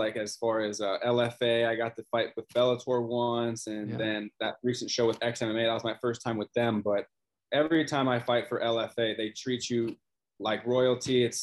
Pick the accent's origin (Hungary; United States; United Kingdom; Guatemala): United States; Cincinnati, Ohio; moved away as an adult; now in Florida, United States; grew up in Cincinnati, Ohio, lived there forever, my whole life until I moved down here to Florida